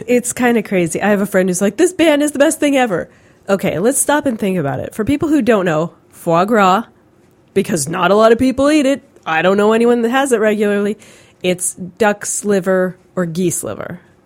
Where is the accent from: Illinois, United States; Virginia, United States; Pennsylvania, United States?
Pennsylvania, United States; I'm from Pennsylvania